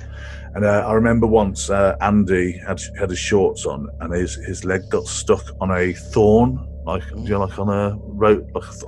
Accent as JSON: {"language": "English", "region": "Midlands", "country": "United Kingdom", "tie": "born or raised there", "said": "I grew up in the Midlands, but we did have some grassy areas and woods and stuff like that."}